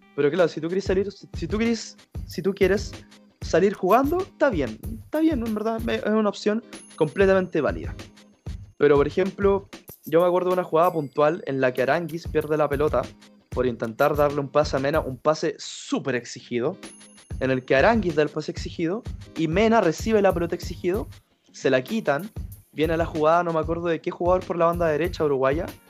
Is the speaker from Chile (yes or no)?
yes; Chile; tanto como, chilenos